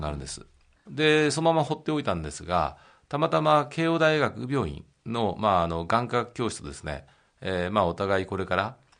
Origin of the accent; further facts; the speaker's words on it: Maebashi, Gunma, Japan; now in Tokyo, Japan; 出身地は群馬の前橋です